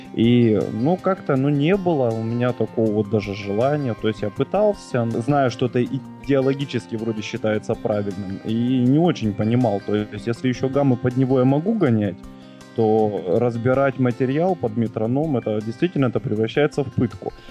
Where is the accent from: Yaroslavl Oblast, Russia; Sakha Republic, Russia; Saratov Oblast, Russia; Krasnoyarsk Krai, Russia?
Krasnoyarsk Krai, Russia; Krasnoyarsk; Я из Красноярска, нахожусь под Красноярском